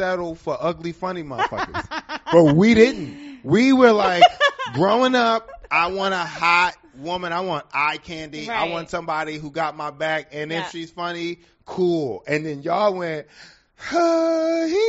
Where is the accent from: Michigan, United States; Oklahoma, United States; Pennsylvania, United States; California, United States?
Pennsylvania, United States; Philadelphia; I'm from Philly.